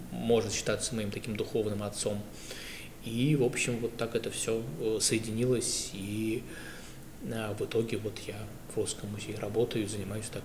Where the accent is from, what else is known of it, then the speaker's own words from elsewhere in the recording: Saint Petersburg, Russia; я вырос на э, гражданке.